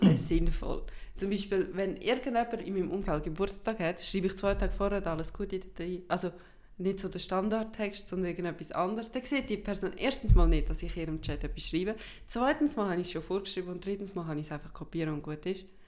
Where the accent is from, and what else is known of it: Switzerland; first language Swiss German